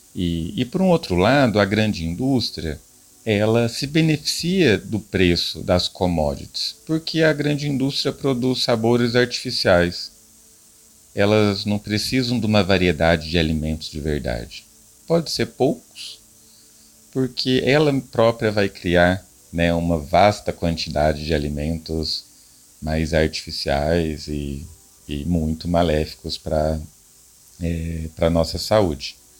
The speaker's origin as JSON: {"language": "Portuguese", "town": "Guará", "region": "São Paulo", "country": "Brazil", "said": "eu venho da cidade de Guará, em São Paulo, né, é uma, uma pequena cidade do interior"}